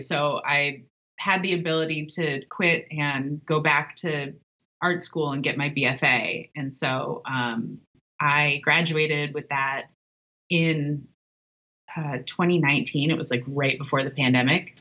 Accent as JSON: {"language": "English", "region": "Ohio", "country": "United States", "also_born_or_lived": "Portland, Oregon", "moved": "as an adult", "lives_now": "Chicago, United States", "said": "I'm originally from the Midwest, from Ohio, which um, is one of the shittier parts of this country"}